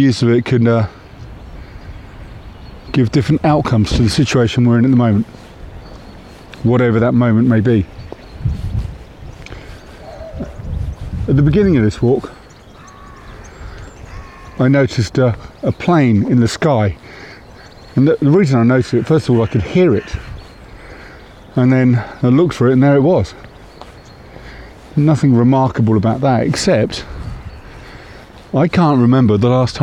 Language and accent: English; Windsor, South East England, United Kingdom; also born or lived in Reading; when I was a young boy growing up in Windsor. My formative years were spent there. And I lived there, I think, until I was 9, maybe 10 years of age.